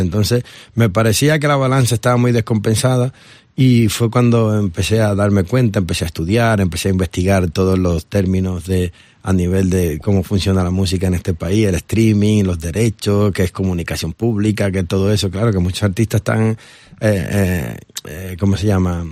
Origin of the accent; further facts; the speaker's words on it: Dominican Republic; also born or lived in Barcelona, Spain; now in Spain; yo soy dominicano, soy nacido en la República Dominicana pero mi corazón está partido en dos